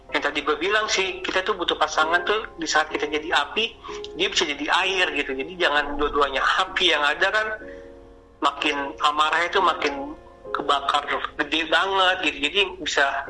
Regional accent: Sumatra, Indonesia; gue orang Sumatera

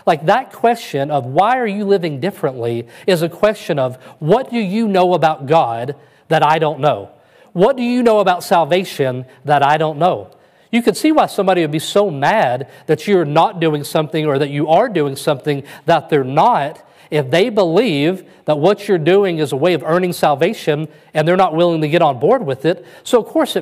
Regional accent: West Kentucky, United States; moved away as an adult; now in Alpharetta, United States; I crawled out of the woods of West Kentucky and I came to the big city

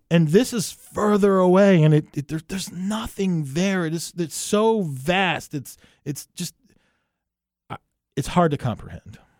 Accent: New Jersey, United States; I'm from New Jersey

